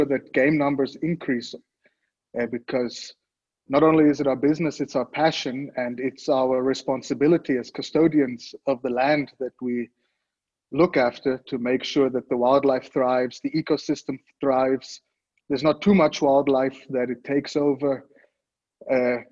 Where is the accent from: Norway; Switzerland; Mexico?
Switzerland; moved away as an adult; now in South Africa; born and raised in Switzerland, but I came to South Africa from a very young age to our family game farm. I moved down here once I graduated school